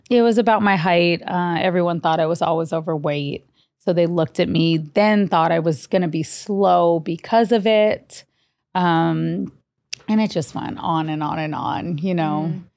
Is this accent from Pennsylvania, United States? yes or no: no; Honolulu, Hawaii, United States; grew up, born and raised in Honolulu, Hawaii